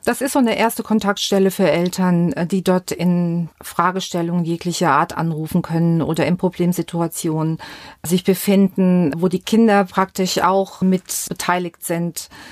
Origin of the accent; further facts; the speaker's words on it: Westerwald, Rhineland-Palatinate, Germany; accent: Westerwald dialect; moved away; Ich bin dort aufgewachsen